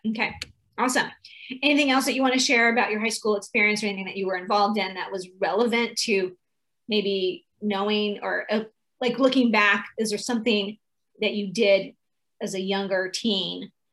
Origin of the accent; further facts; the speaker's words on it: California, United States; I'm from California